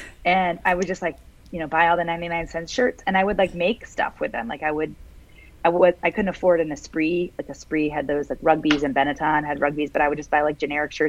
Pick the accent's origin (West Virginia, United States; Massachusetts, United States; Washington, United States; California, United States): West Virginia, United States; there wasn't a lot to do growing up in West Virginia, so we had the time to do those kind of things.